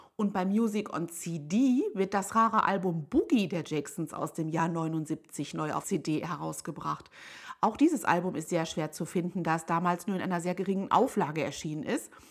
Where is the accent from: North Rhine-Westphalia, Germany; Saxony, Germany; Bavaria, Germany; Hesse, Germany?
North Rhine-Westphalia, Germany; Hagen; In meiner Heimatstadt Hagen in Nordrhein-Westfalen